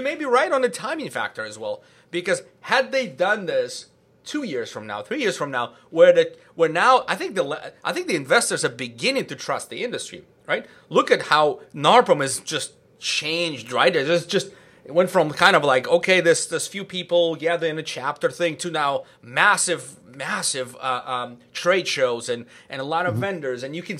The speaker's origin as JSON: {"language": "English", "region": "California", "country": "United States", "said": "But so I'm from Silicon Valley."}